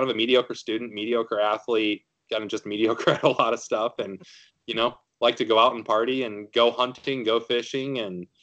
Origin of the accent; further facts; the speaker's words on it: South Dakota, United States; moved away as an adult; also born or lived in Savannah, Georgia / Syracuse / Colorado; I grew up in South Dakota, was in the Army for 8 years